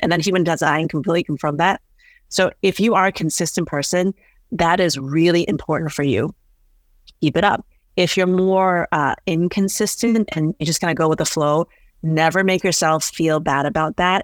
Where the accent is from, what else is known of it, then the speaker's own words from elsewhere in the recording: Northeast, United States; I think just growing up in the Northeast